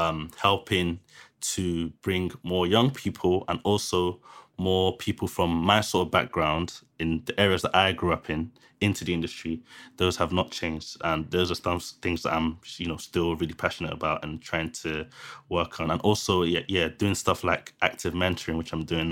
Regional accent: London, United Kingdom; I lived in Thamesmead, which is where I grew up in Thamesmead

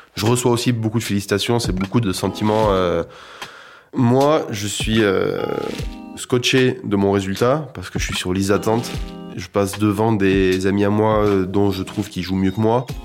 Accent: Toulouse, Occitania, France; Moi, je viens de Toulouse, dans une famille de musiciens

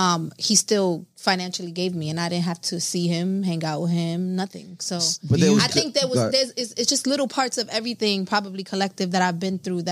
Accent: New York, United States; I'm from New York.

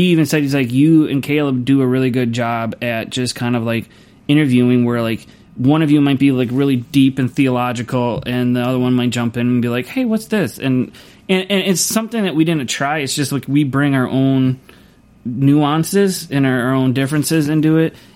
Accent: Louisville, Kentucky, United States; moved away; also born or lived in Kansas; I'm actually from Kentucky. I was born and raised right outside of Louisville.

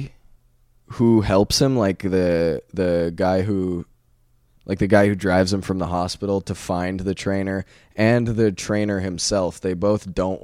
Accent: Canada; as a Canadian

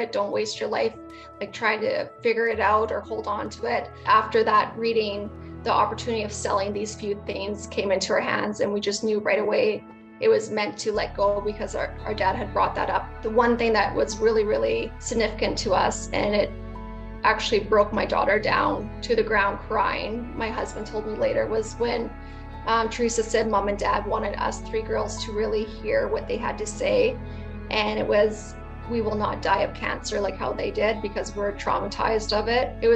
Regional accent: Brandon, Manitoba, Canada; I'm from Brandon, Manitoba, Canada

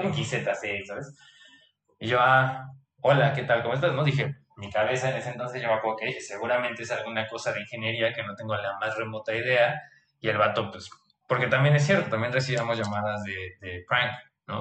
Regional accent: Mexico; moved away as an adult; now in Germany; soy de México, sabe que estudié medicina

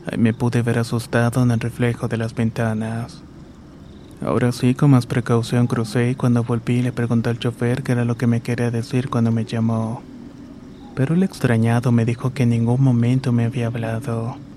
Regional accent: San Francisco del Rincón, Guanajuato, Mexico; Soy originaria de San Francisco del Rincón, Guanajuato.

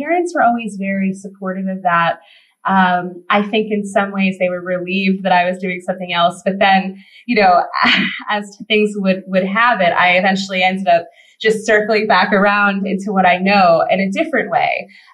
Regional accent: Pocono Mountains, Pennsylvania, United States; I grew up in Pennsylvania. I grew up in the Pocono Mountains

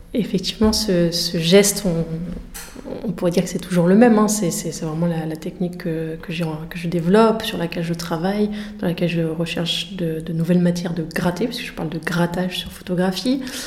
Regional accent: Somme, Hauts-de-France, France; des marais de la Somme, donc dont je, enfin, région dont je suis originaire

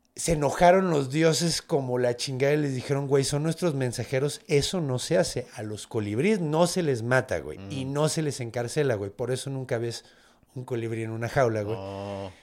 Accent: Mexico; soy mexicano

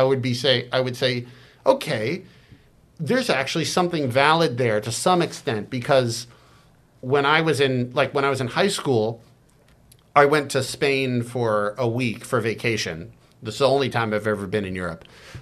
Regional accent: United States; also born or lived in China; I grew up in America.

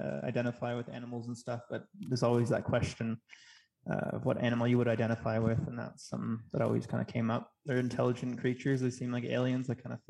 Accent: Kingston, Ontario, Canada; moved away as an adult; now in Mexico; I grew up in Ontario, in Kingston, Ontario.

